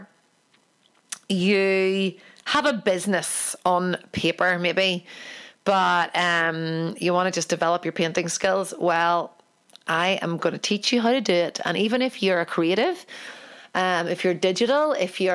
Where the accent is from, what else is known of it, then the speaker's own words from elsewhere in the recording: Ireland; I'm an Irish painter